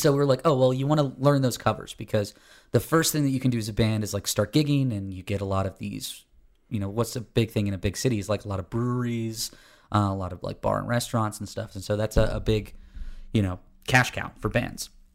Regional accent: Florida, United States; now in Atlanta, United States; I grew up in Florida, and then I live in Georgia

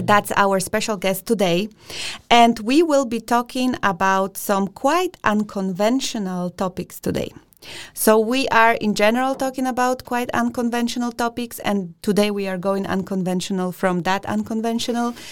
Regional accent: Poland; now in Denmark; I'm from Poland

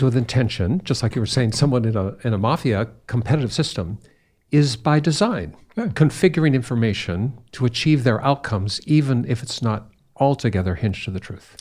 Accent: United States; as an American

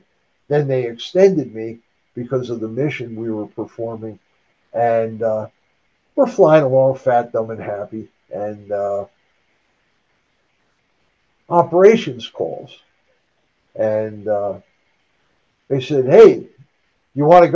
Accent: northeastern New Jersey, United States; I was born and raised in northeastern New Jersey

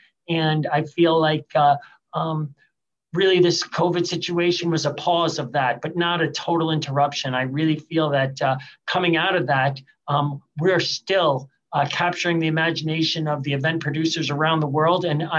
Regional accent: Long Island, New York, United States; moved away as an adult; also born or lived in Buffalo, New York / Hartford, Connecticut / New Jersey / Pittsburgh; now in Detroit, United States; I was born and raised in Long Island, New York. I went to university up in Buffalo, New York

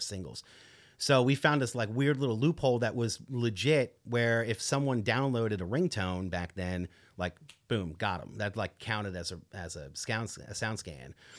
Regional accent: Long Island, New York, United States; I grew up on Long Island, New York

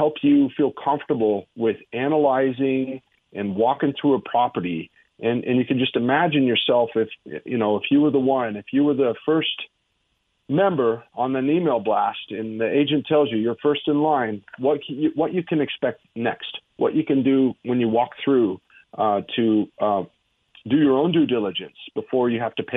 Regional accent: Wyoming, United States; I'm from Wyoming

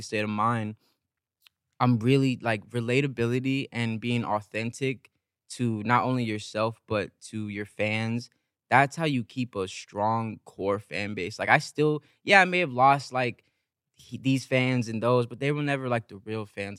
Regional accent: San Bernardino, California, United States; also born or lived in Los Angeles; I grew up in San Bernardino, an hour away

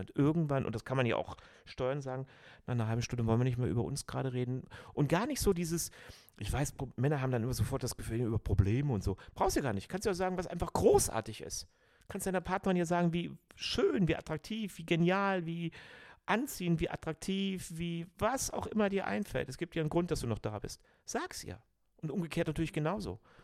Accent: Cologne, North Rhine-Westphalia, Germany; ich bin Rheinländer, Kölner, ich bin Halbägypter

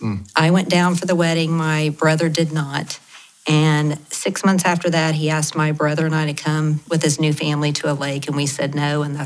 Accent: Lawton, Oklahoma, United States; I grew up in Latin. My dad was a preacher. My mom was a teacher.

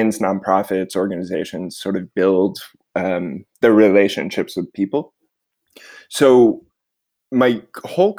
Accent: suburban Connecticut, United States; I grew up in suburban Connecticut, about an hour outside New York City

